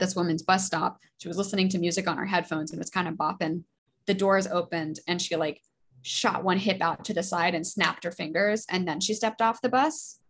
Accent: Alaska, United States; also born or lived in Boston; now in New York, United States; I'm from Alaska

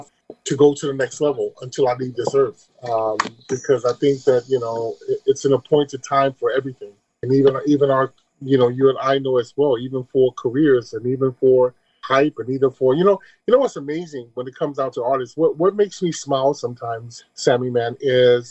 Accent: Chicago, Illinois, United States; moved away as an adult; also born or lived in Detroit / Paris; being from Chicago

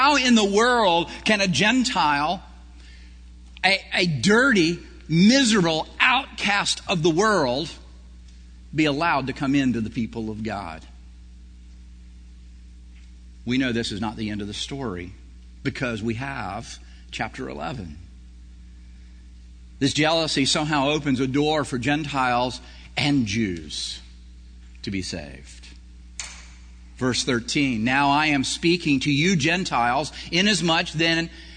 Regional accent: Prattville, Alabama, United States; I grew up in Prattville, Alabama, which was a corn area of Alabama

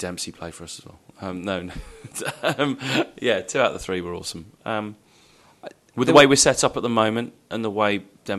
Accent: Shropshire, West Midlands, United Kingdom; for me, I grew up in Shropshire.

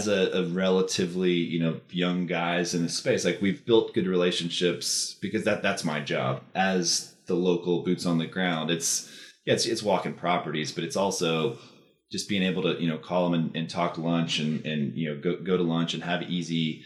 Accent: Austin, Texas, United States; I grew up in Texas, right? I grew up in Austin.

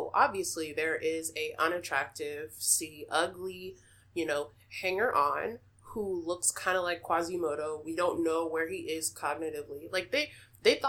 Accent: Texas, United States; I'm from Texas

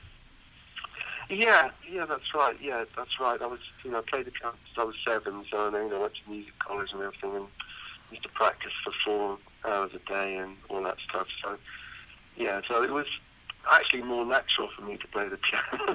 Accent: United Kingdom; I wanted to be in my home country

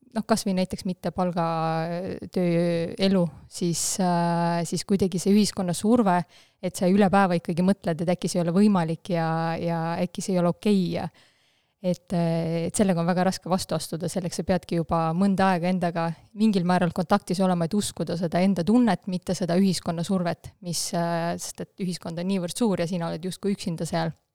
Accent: Haapsalu, Lääne County, Estonia; first language Russian; Estonian is a second language; mina olen pärit väiksest linnast, Haapsalust, ja tegelikult täiesti äh, venekeelsest perest

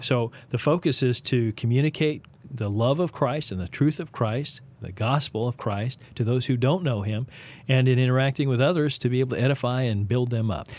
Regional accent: Texas, United States; now in Kansas City, United States; I am a Texan, uh, an unashamed one

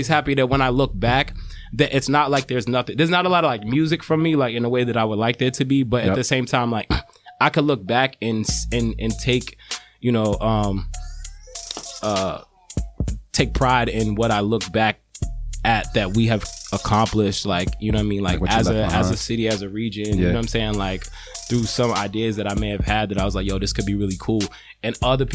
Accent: Boston, Massachusetts, United States; I'm from Boston, Mass. I'm a hip hop artist.

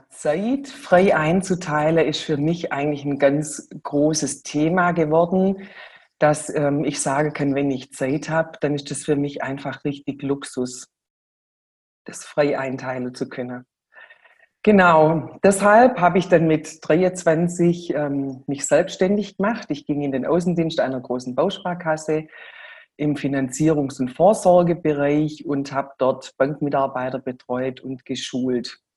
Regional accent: Baden-Württemberg, Germany; ein ganz schwäbischer Name. Wir kommen auch aus dem Schwabenländle in der Nähe von Stuttgart.

